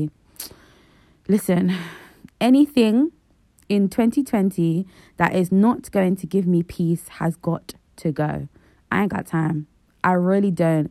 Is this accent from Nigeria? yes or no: yes; Nigeria; the Nigerian in me